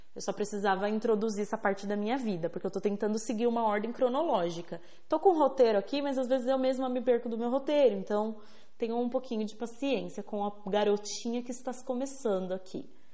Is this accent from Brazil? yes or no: yes; São Bernardo do Campo, São Paulo, Brazil; eu nasci em São Bernardo do Campo.